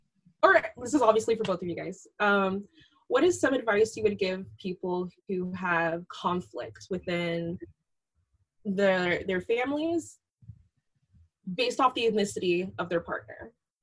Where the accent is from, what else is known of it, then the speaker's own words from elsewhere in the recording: Ashanti, Ghana; So like in Ghanaian culture, I'm from the Ashanti tribe, and there's tribalism where people outside the tribe are seen as like really different and they're considered foreigners